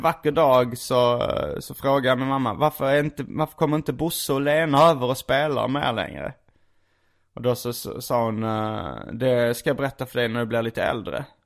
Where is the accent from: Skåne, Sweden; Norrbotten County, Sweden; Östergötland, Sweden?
Skåne, Sweden; accent: skånska; jag är från Skåne, vi pratar alltid så här